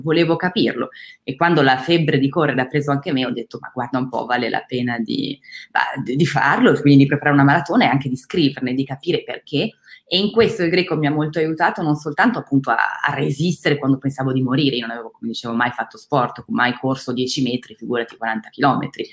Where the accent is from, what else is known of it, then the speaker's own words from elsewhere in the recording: Crema, Lombardy, Italy; moved away as an adult; now in France; Il liceo classico l'ho fatto in Lombardia e sono nata a Crema, in ah. provincia di Cremona